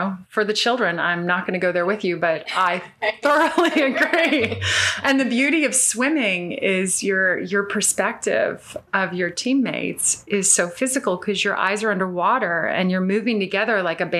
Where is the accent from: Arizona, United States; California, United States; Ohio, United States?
California, United States; Well, no, I wasn't born in Northern California, but from, you know, the age we moved to Northern California when I was in preschool.